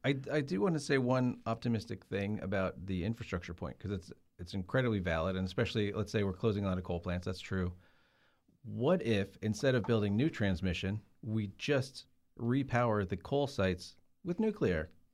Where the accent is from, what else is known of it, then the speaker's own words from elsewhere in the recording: Rockingham, North Carolina, United States; I grew up near Rockingham. There's the Rockingham Motor Speedway. This is in North Carolina